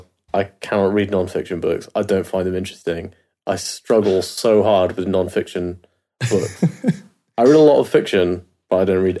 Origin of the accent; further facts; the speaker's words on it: United Kingdom; I'm British.